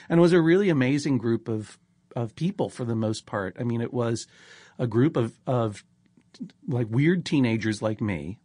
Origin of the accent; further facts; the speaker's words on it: Brookline, Massachusetts, United States; I'm from Brookline, Massachusetts